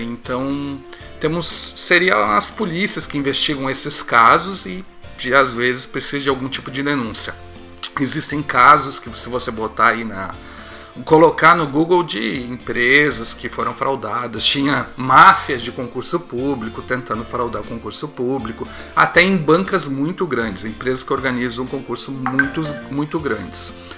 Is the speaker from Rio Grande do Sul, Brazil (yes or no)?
yes; Rio Grande, Rio Grande do Sul, Brazil; lá da minha cidade, Rio Grande